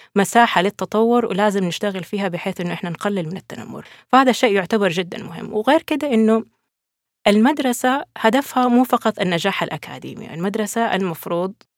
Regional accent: Saudi Arabia; عندنا في السعودية

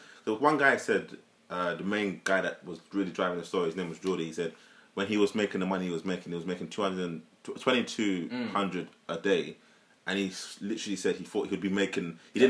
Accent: London, United Kingdom; I'm from Leytonstone, E11.

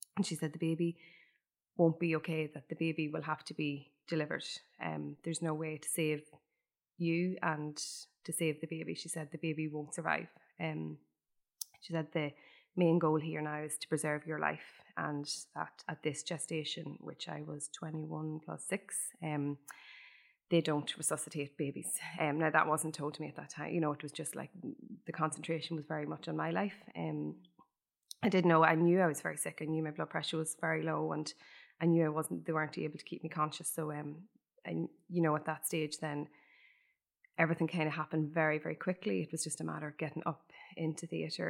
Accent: Ireland; every Irish person growing up in Ireland

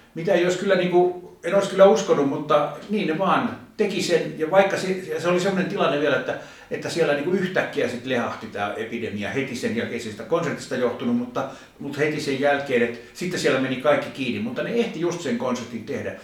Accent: Finland; rakas isänmaani

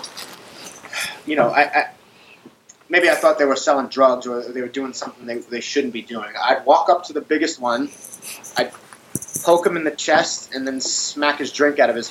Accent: Long Island, New York, United States; I grew up on Long Island

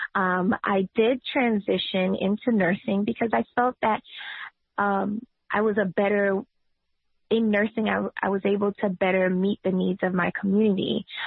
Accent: New York City, New York, United States; I've been a tenant activist since I was 16 when I was organizing on Myrtle Avenue in Brooklyn

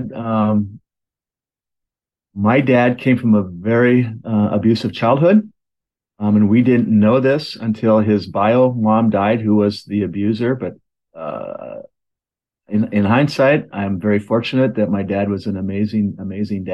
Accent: Oregon City, Oregon, United States; I was born in Oregon City, Oregon, in a hospital that's no longer exists

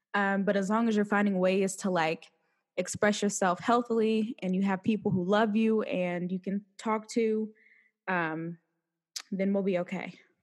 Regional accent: Ohio, United States; born or raised there; moved away

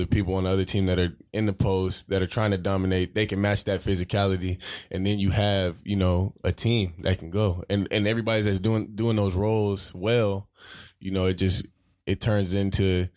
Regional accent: San Diego, California, United States; moved away; where I grew up back in San Diego, this little diverse, real diverse neighborhood called City Heights

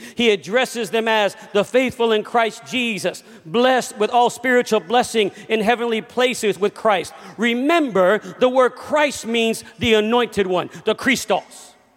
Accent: Los Angeles, California, United States; I grew up in Los Angeles, California

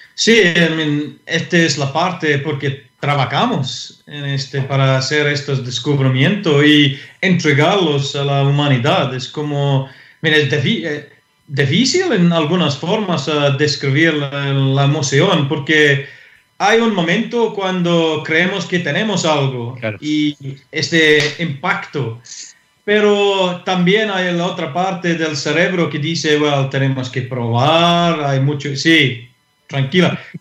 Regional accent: Scotland, United Kingdom; Spanish is a second language; moved away as an adult; now in Santiago, Chile; como un europeo, eh, un escocés

